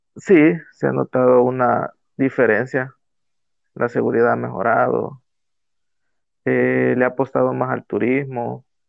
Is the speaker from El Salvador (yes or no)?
yes; El Salvador; de El Salvador